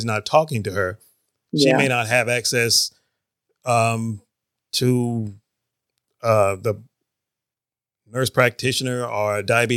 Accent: Northeast Georgia, United States; I grew up in an area up in Northeast Georgia.

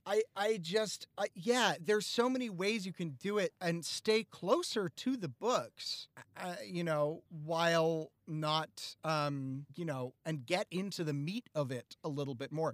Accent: the North, United States; I growing up in the North

